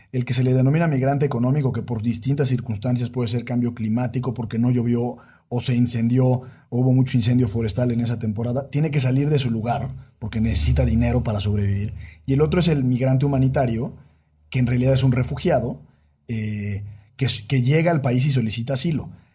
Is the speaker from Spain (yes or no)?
no; Mexico